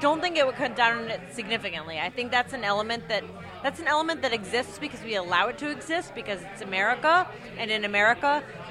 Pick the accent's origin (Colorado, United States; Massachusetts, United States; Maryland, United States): Massachusetts, United States; Boston; moved away; I'm from Boston, but I didn't live in Boston at the time